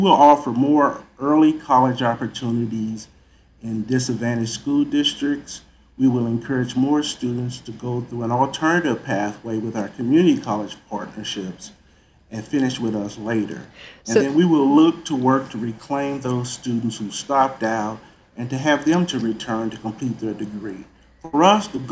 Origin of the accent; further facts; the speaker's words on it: St. Louis, Missouri, United States; moved away as an adult; also born or lived in Texas; St. Louis is my hometown